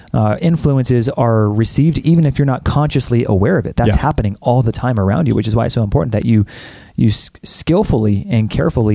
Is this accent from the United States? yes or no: yes; United States; I'm an American